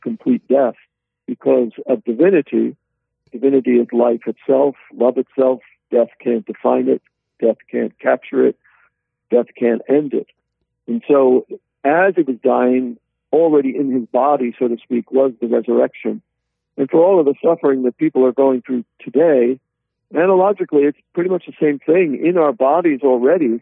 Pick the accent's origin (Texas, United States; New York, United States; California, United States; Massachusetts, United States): New York, United States; Yonkers; moved away as an adult; also born or lived in Pennsylvania / Columbus, Ohio; now in Omaha, United States; I was born in Yonkers, New York